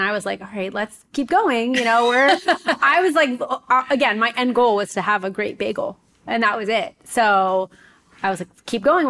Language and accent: English; New York, United States; moved away; also born or lived in South Florida; I'm from New York.